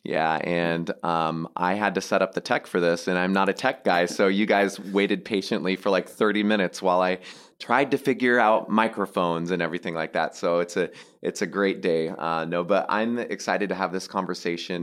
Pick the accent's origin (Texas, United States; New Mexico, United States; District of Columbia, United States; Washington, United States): Washington, United States; Seattle; I grew up in Seattle, just north of it